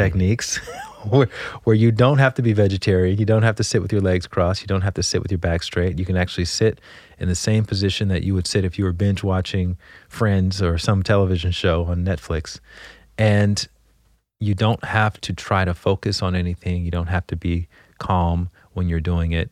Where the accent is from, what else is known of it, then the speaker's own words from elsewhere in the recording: Montgomery, Alabama, United States; moved away as an adult; also born or lived in Washington, D.C.; I grew up in Montgomery, Alabama